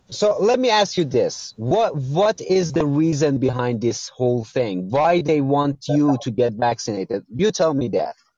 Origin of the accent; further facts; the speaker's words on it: Iran; English is a second language; I'm from Iran.